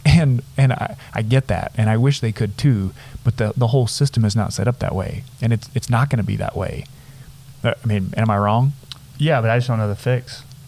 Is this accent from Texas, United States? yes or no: yes; Nazareth, Texas, United States; growing up in the Panhandle in a town of a few hundred people